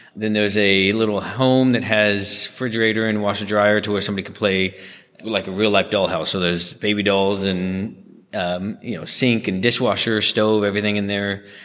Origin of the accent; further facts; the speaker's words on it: Garland, Texas, United States; born and raised in Garland